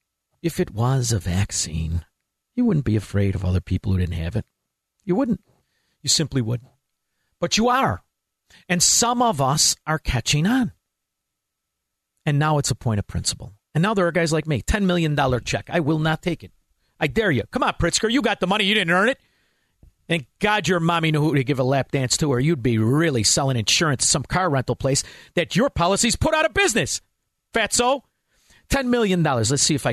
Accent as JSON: {"language": "English", "town": "Melrose Park", "region": "Illinois", "country": "United States", "said": "I know a lot of guys. I'm from Melrose Park. Know a lot of guys buying into scams."}